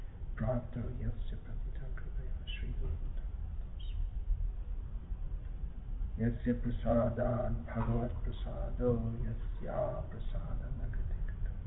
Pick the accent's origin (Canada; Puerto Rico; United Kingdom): United Kingdom; England; moved away; also born or lived in Ireland; I was born and raised in England.